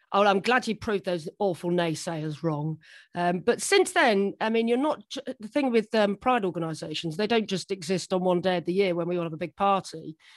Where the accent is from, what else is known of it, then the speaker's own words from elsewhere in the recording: Guildford, South East England, United Kingdom; I was born in Guildford.